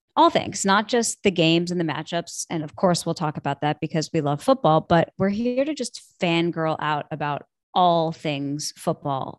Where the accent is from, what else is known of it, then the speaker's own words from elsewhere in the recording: Buffalo, New York, United States; moved away as an adult; now in Portland, United States; I'm originally from Buffalo, big Bills fan